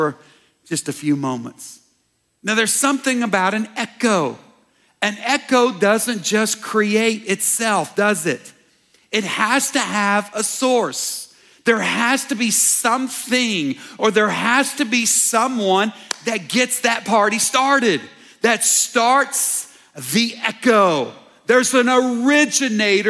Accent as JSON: {"language": "English", "town": "Dallas", "region": "Texas", "country": "United States", "tie": "born or raised there", "said": "growing up in Dallas"}